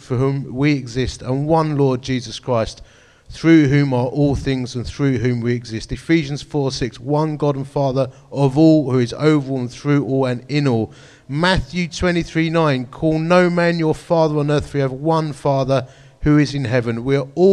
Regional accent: Romford, London, United Kingdom; I'm a bloke from Romford

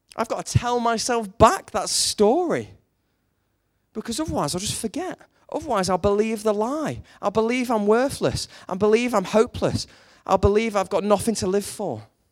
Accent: United Kingdom; we're British

